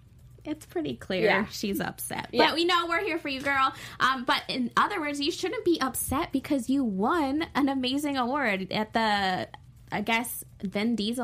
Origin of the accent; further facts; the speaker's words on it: Australia; now in United States; And it reminds me that I'm Australian because I forget because she's here in America.